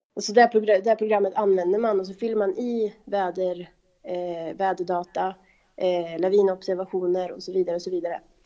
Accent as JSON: {"language": "Swedish", "area": "Kolmården", "region": "Östergötland", "country": "Sweden", "tie": "born or raised there", "also_born_or_lived": "Åre", "moved": "as an adult", "lives_now": "Abisko, Sweden", "said": "jag kommer från Kolmårdens eh, skogar och där är det väldigt kulligt och när jag var liten då så var vintrarna faktiskt bra"}